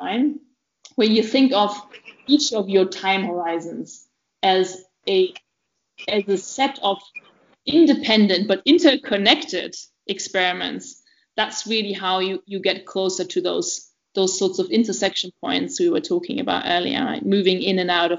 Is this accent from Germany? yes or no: yes; East Germany, Germany; moved away; also born or lived in Oxford; I grew up in East Germany of a family of a German dad and a Belarusian mother